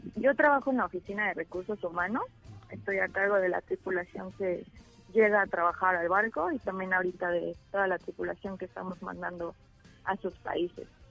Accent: Mexico; moved away; somos como 20 mexicanos

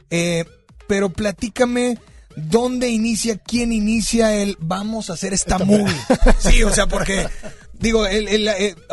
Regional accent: Mexico; a veces como mexicanos, siendo mexicanos

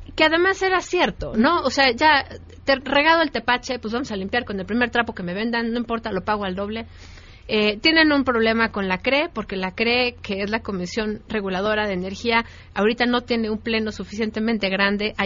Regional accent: Mexico

